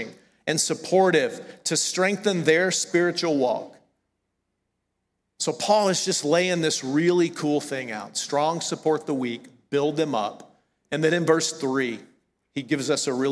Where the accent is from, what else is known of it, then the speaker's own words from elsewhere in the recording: the South, United States; accent: southern; moved away as an adult; I'm from the South.